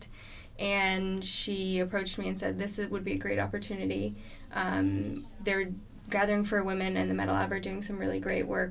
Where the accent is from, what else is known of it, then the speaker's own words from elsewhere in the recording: Boston, Massachusetts, United States; moved away as an adult; also born or lived in North Carolina; now in California, United States; I'm originally from the Boston area, born and raised there